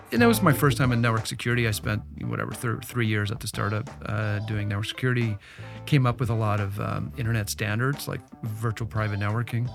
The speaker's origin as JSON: {"language": "English", "town": "Ottawa", "region": "Ontario", "country": "Canada", "tie": "born or raised there", "also_born_or_lived": "Silicon Valley", "moved": "yes", "lives_now": "Toronto, Canada", "said": "I'm Canadian, I grew up in Ottawa"}